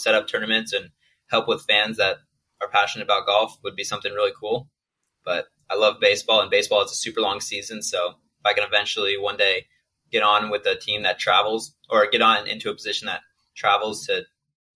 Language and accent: English; Oregon, United States; also born or lived in St. George, Utah; now in Chicago, United States; I grew up in Oregon, a small town of Oregon of only 2,000 people.